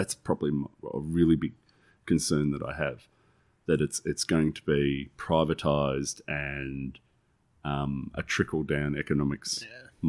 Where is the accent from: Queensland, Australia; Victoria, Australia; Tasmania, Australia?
Victoria, Australia; Morwell; I was born in Morwell, grew up in Morwell, have a real love and a passion for the place.